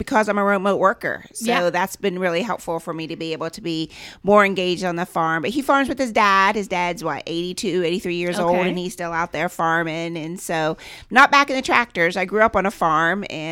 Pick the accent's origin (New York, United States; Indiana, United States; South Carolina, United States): Indiana, United States; Randolph County; I grew up here, as I said, in Randolph County.